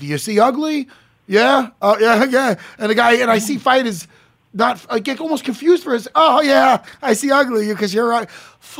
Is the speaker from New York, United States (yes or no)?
yes; East Meadow, New York, United States; where I grew up in East Meadow, Long Island